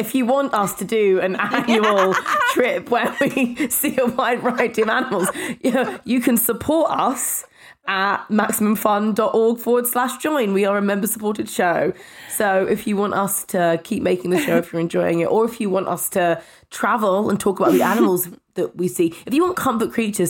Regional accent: London, United Kingdom; But I'm from London.

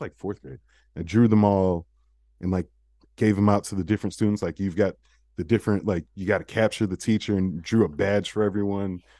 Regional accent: United States; we were American

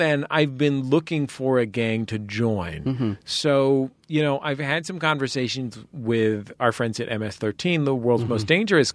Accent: San Francisco, California, United States; growing up in San Francisco's handsome and historic Mission District

